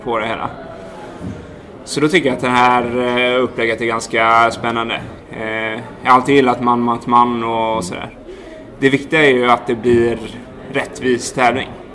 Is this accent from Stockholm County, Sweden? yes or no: no; Härryda, Västra Götaland, Sweden; moved away as an adult; also born or lived in Dalarna; Född och uppvuxen eh, vid Skördal ute i Härryda